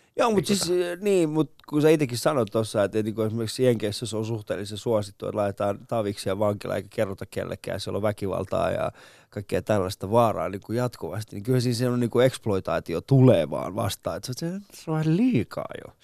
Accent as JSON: {"language": "Finnish", "country": "Finland", "said": "mä oon, mä oon Suomesta"}